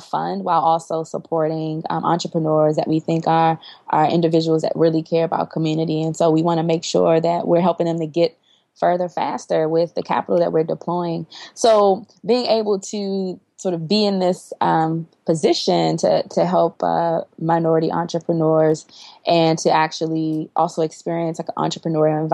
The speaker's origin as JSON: {"language": "English", "town": "Washington", "region": "District of Columbia", "country": "United States", "tie": "born or raised there", "said": "was born and raised in Washington, D.C."}